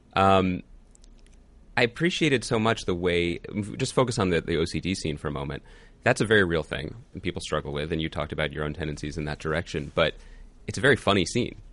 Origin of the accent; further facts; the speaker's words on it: Philadelphia, Pennsylvania, United States; From Philly